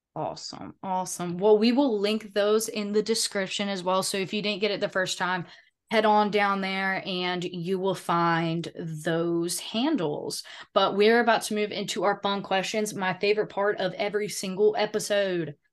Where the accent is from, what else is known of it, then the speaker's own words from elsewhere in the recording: the South, United States; I'm from the South